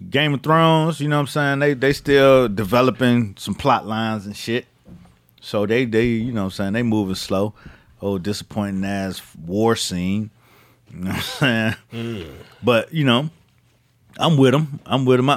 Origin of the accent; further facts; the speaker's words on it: Miami, Florida, United States; as a kid growing up in Miami and, you know what I'm saying, my part of town, like a working class part of town